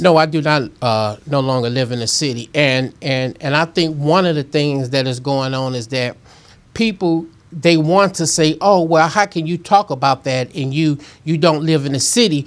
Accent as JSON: {"language": "English", "town": "St. Louis", "region": "Missouri", "country": "United States", "tie": "born or raised there", "said": "I was born and raised in North Saint Louis"}